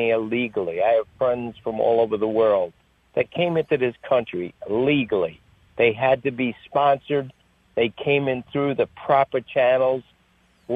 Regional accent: New York, United States; I'm a New Yorker

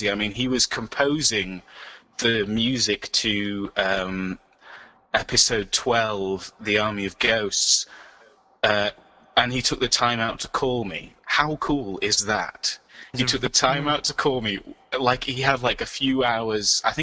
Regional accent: York, Yorkshire and the Humber, United Kingdom; that's an inside joke because I come from from York

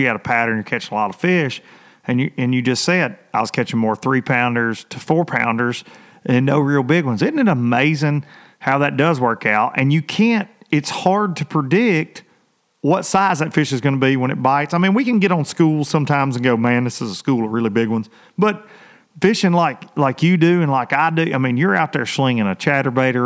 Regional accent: United States; growing up on the Tennessee River like I have

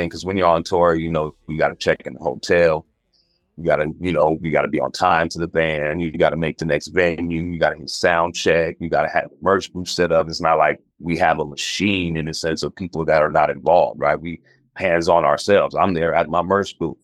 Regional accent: the Bay Area, California, United States; growing up in the Bay

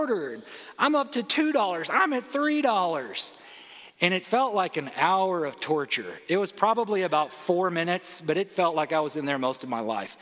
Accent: Arkansas, United States; now in California, United States; I grew up in the South. I'm from Arkansas

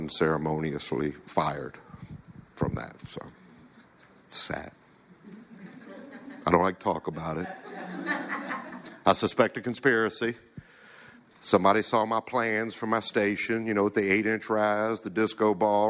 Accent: Chester, Virginia, United States; I'm from Chester, Virginia, in case if you notice, I don't sound like I'm from here

